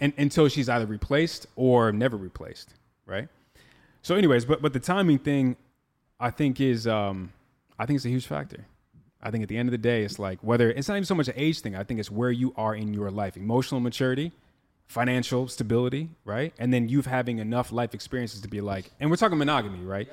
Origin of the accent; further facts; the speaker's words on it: Midwest, United States; I'm from the Midwest where they settled down real early